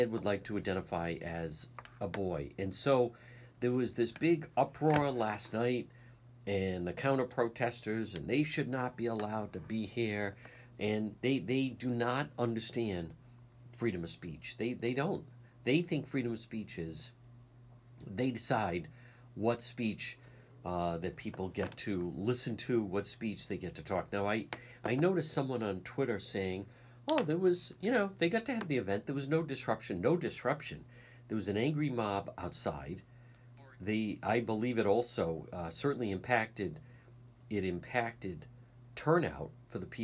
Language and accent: English; Cranston, Rhode Island, United States; my library growing up in Edgewood.